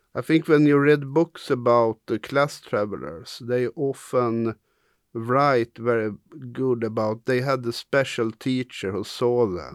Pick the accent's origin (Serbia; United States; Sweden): Sweden; quite egalitarian Sweden, because we have the same school